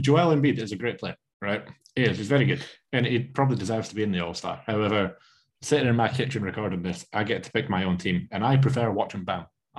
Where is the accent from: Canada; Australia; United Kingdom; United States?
United Kingdom; Scotland; I'm Scottish.